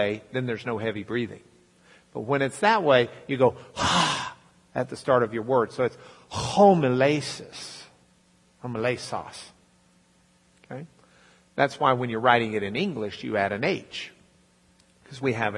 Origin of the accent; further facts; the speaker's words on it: Lubbock, Texas, United States; I'm from Lubbock